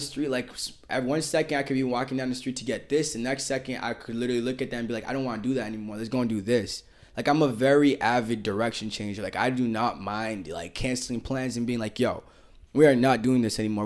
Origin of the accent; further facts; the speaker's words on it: Boston, Massachusetts, United States; I'm from Boston